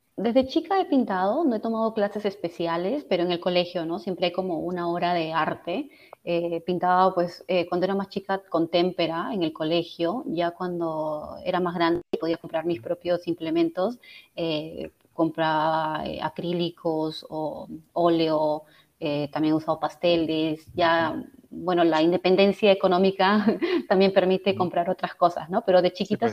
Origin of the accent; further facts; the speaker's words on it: Barranca, Lima, Peru; moved away as an adult; now in Washington, D.C. area, United States; yo soy de Barranca y crecí en una época en la que Barranca era una provincia muy tranquila